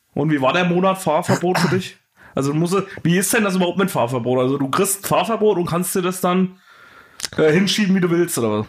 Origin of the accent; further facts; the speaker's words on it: Thuringia, Germany; now in Brandenburg, Germany; Ich komme ja nur aus Thüringen